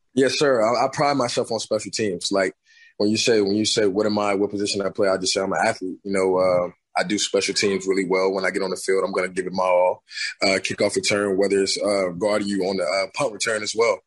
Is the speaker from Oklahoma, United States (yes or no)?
yes; Tulsa, Oklahoma, United States; I'm from, I'm from Tulsa